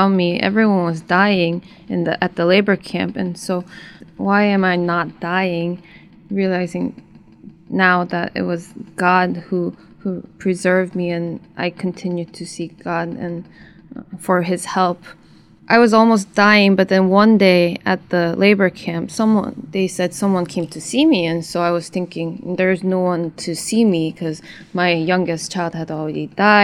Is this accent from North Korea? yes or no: yes; North Korea; born or raised there; moved away as an adult